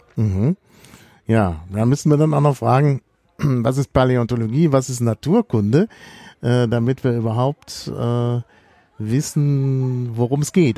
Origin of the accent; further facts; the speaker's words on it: Dortmund, North Rhine-Westphalia, Germany; ich bin ja in Dortmund aufgewachsen